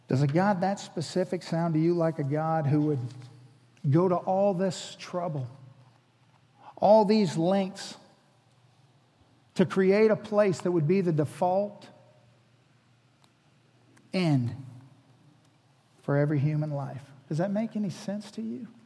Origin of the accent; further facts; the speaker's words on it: Hawaii, United States; I'm from Hawaii. I was born in Hawaii.